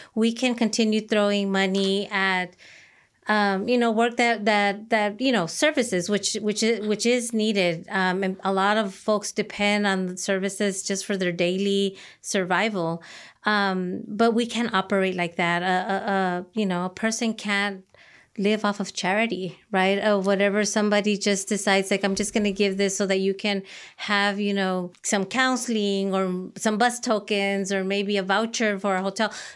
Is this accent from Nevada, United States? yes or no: no; Los Angeles, California, United States; I am, uh, an Angelino native. I, um, am first generation born in Los Angeles